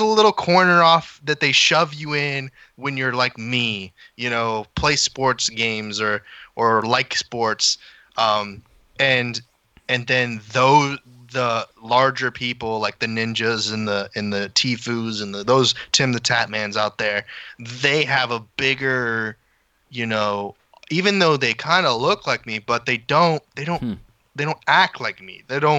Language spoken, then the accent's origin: English; Nevada, United States; So I came from Nevada.